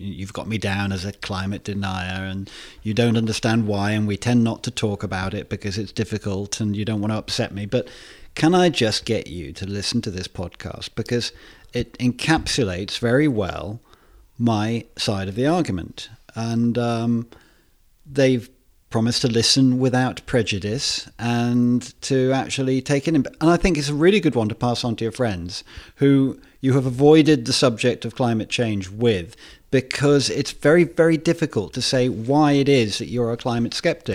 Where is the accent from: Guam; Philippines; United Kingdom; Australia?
United Kingdom; Worcester, West Midlands; my hometown of Worcester